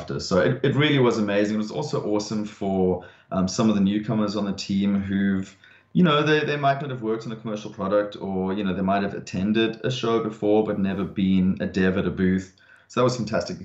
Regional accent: South Africa; now in Australia; for being South African

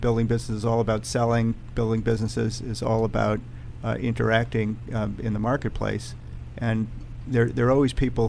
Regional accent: Washington, District of Columbia, United States; born there; also born or lived in New York / Chicago; I was born in Washington, D.C., seventh mm-hmm. generation, mm-hmm. and mm-hmm. moved to New York and then to Chicago.

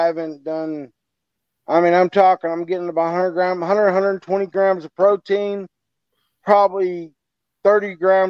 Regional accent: Alabama, United States; I'm from Alabama. We got real weapons here.

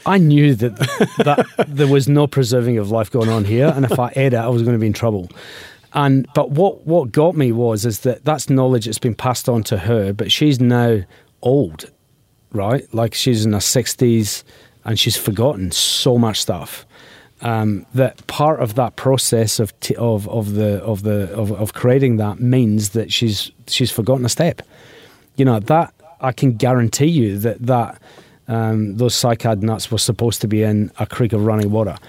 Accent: Glasgow, Scotland, United Kingdom; now in Adelaide, Australia; I'm from Glasgow

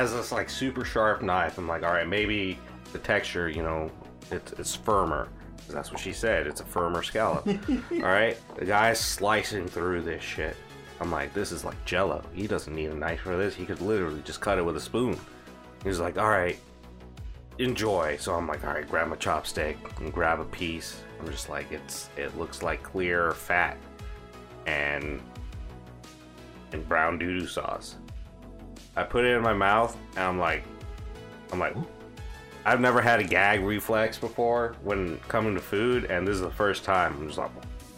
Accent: Florida, United States; I'm from Florida.

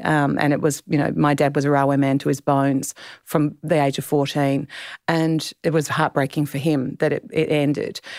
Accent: Clare Valley, South Australia, Australia; also born or lived in Adelaide; I grew up in the Clare Valley

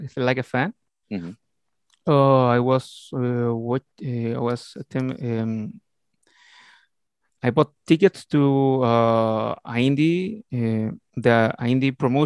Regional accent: Talagante, Santiago Metropolitan Region, Chile; English is a second language; I'm from Talagante, Chile. It's a little town all over Santiago de Chile. I have 34 years old.

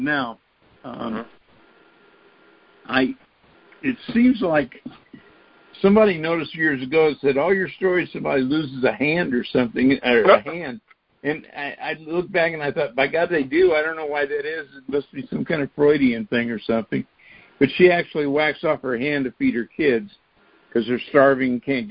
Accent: Gulf Coast, East Texas, United States; moved away as an adult; also born or lived in Chicago / Southern Indiana; I grew up in East Texas on the Gulf Coast, and my grandmother had a seafood restaurant

